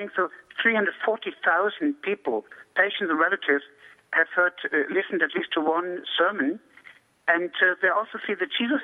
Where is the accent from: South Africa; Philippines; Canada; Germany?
Germany; moved away; I grew up in Germany